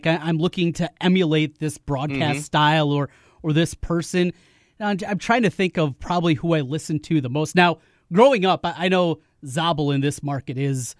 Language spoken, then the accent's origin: English; North Iowa, United States; we're both from North Iowa